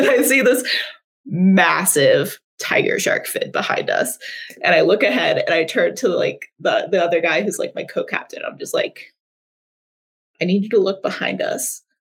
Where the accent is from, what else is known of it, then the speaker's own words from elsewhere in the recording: Virginia, United States; also born or lived in Tennessee / North Carolina; So I grew up in Virginia, Tennessee, and North Carolina.